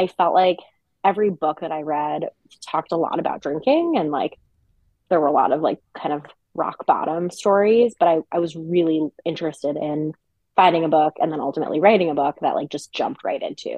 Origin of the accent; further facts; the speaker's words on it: New York City, New York, United States; also born or lived in Westchester / New Jersey; I'm originally born in New York City and grew up around in the New York City area, New York suburbs, Westchester, New Jersey.